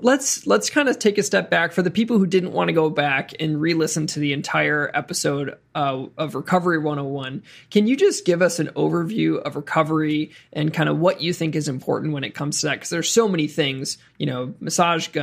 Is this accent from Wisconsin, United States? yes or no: yes; Wisconsin, United States; I'm from Wisconsin, did my undergraduate at the University of Wisconsin